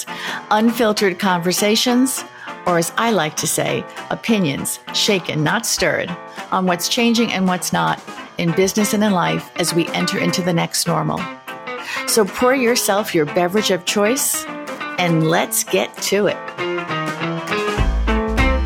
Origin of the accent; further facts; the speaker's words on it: New York City, New York, United States; since I was a little kid growing up in Queens